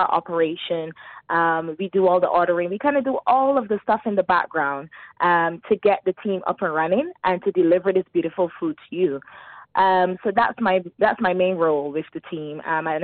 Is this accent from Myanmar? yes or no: no; Barbados; now in Dubai, United Arab Emirates; I'm originally from Barbados